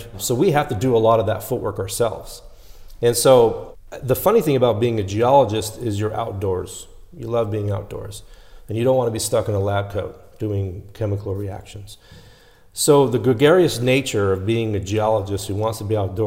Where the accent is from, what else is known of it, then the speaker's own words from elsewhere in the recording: Los Angeles, California, United States; born and raised in Los Angeles